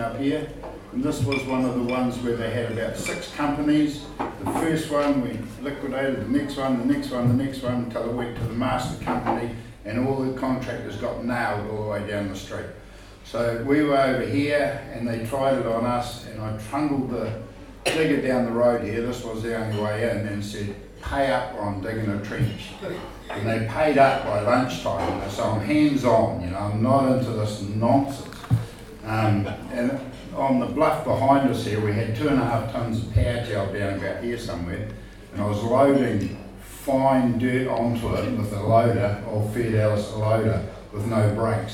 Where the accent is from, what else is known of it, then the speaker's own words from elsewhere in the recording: New Zealand; also born or lived in Waikato; I am a New Zealander.